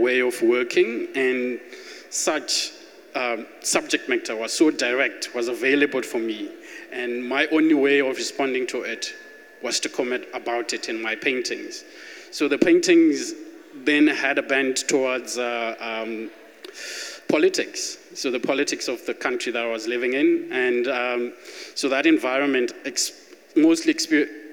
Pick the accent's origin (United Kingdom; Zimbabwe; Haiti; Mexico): Zimbabwe; also born or lived in Harare; now in Cape Town, South Africa; I was born in Zimbabwe and grew up, went to school